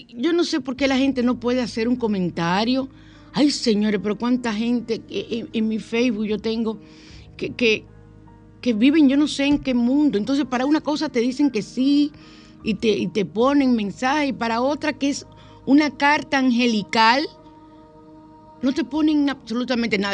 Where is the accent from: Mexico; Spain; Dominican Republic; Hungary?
Dominican Republic; San Cristóbal; en mi pueblo, en San Cristóbal